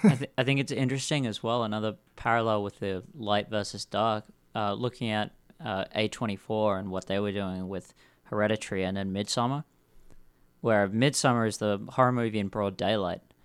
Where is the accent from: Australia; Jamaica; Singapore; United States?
Australia; Perth, Western Australia; moved away; I'm come from Perth